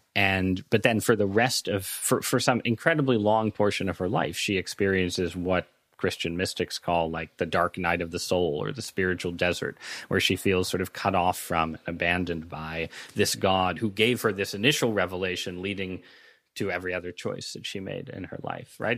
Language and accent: English; Northeast, United States; growing up in the Northeast, in pretty liberal parts of society